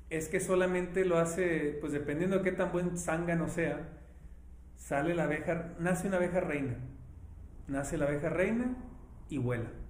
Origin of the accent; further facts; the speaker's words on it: Ciudad Obregón, Sonora, Mexico; soy de Obregón